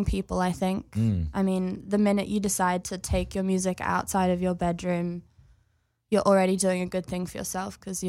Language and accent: English; Cairns, Queensland, Australia; now in London, United Kingdom; I grew up in Cairns, which is in North Queensland in Australia, right by the Great Barrier Reef.